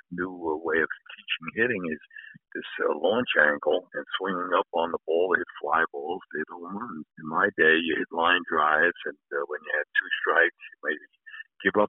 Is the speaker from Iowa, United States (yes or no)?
no; New York City, New York, United States; I was a Yankee fan growing up in the Bronx